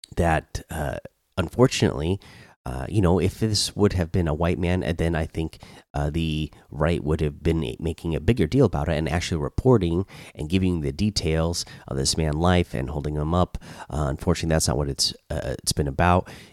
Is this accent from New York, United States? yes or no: no; Oregon, United States; now in Georgia, United States; I grew up in Oregon